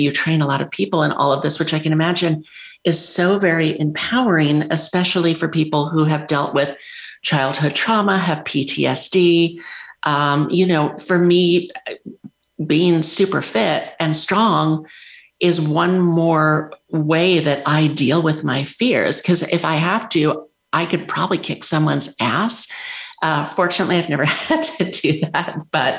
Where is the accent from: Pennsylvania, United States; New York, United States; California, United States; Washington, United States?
New York, United States; moved away; I grew up in New York